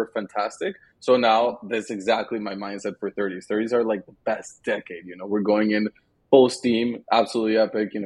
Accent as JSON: {"language": "English", "town": "Madrid", "region": "Community of Madrid", "country": "Spain", "tie": "born or raised there", "moved": "yes", "said": "growing up in Spain, a tradition we had was every Sunday we would get together with the family and we would have lunch"}